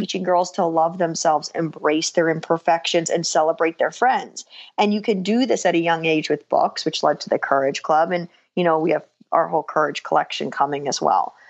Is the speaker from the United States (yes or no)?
yes; New Jersey, United States; I actually am born and raised in New Jersey as well.